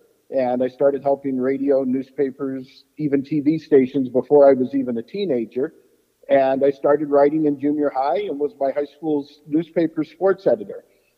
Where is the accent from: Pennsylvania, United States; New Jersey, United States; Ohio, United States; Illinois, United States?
Pennsylvania, United States; Susquehanna; I grew up in Susquehanna. It's a real small Pennsylvania town of about 2,000 people. It's less than 15 miles away from Camp Kiuma.